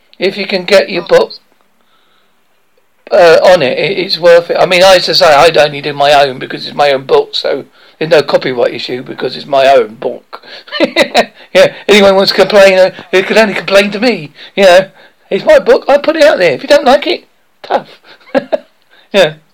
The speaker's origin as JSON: {"language": "English", "area": "Essex come Devon", "region": "England", "country": "United Kingdom", "accent": "English Essex come Devon", "said": "an English accent, in an English Essex come Devon accent"}